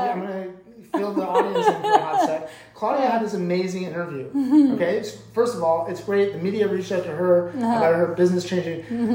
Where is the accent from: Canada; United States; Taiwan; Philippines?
Canada; because we're Canadian.